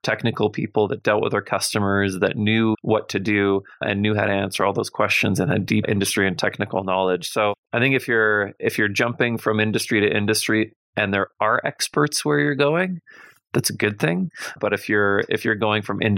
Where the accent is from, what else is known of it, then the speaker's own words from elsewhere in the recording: Winnipeg, Manitoba, Canada; I grew up in Winnipeg and I graduated from the University of Manitoba.